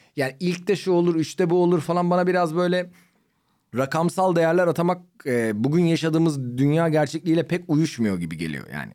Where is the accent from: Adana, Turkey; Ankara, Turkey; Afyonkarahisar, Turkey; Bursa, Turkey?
Ankara, Turkey; now in Istanbul, Turkey; ben Ankaralıyım